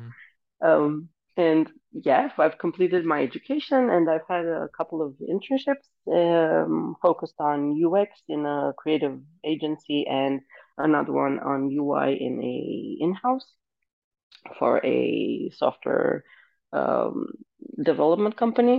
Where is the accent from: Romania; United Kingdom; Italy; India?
Romania; moved away as an adult; now in Denmark; I'm originally from Romania